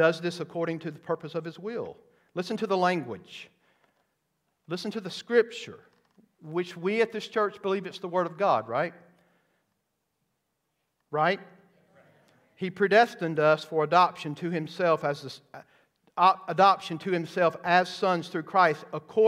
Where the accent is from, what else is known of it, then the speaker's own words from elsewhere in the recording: the South, United States; I grew up in the South